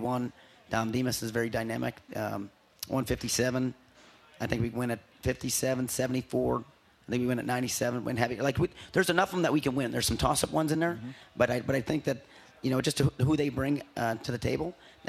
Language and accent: English; Buffalo, New York, United States; moved away as an adult; also born or lived in Edinboro, Pennsylvania / Columbus, Ohio; now in Norman, United States; I'm originally from New York. I'm outside of Buffalo.